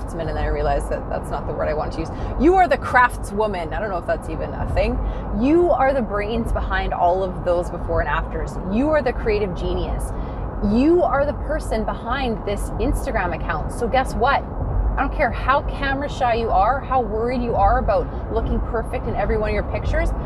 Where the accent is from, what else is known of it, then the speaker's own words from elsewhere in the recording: Dawson Creek, British Columbia, Canada; moved away as an adult; also born or lived in Grande Prairie, Alberta; I'm from Dawson Creek, BC originally. I lived in Grand Prairie, Alberta for 9 years. Whenever I come up north to my homeland where I you know, basically grew up and lived through my 20s in Grand Prairie